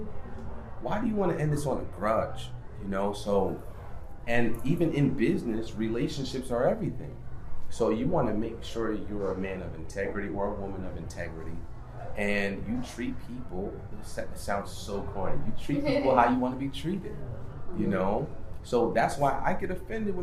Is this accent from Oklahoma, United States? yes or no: no; Stamford, Connecticut, United States; I grew up in Stanford, and where I grew up is really cutthroat